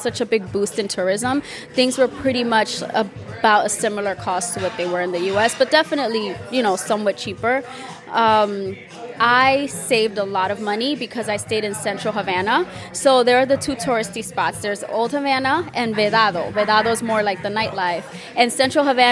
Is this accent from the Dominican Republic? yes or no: yes; Dominican Republic; accent: Dominican; my accent is Dominican